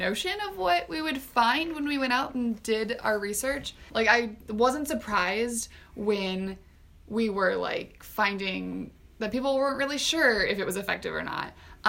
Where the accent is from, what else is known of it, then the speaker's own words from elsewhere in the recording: Crescent, Iowa, United States; I'm from Crescent, Iowa.